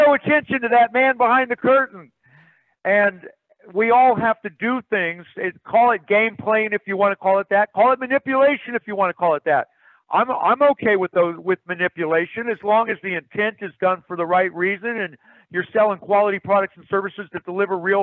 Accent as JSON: {"language": "English", "region": "Kansas", "country": "United States", "said": "I'm from Kansas"}